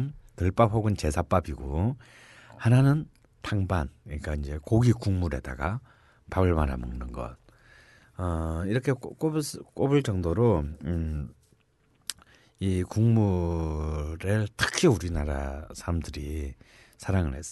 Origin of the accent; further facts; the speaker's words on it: Busan, South Korea; now in Seoul, South Korea; 난 부산 사람이잖아요